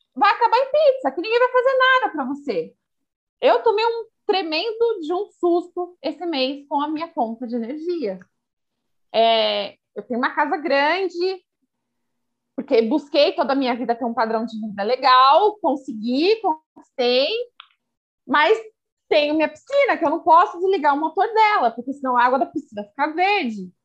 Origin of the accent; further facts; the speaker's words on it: Sorocaba, São Paulo, Brazil; sou daqui da cidade de Sorocaba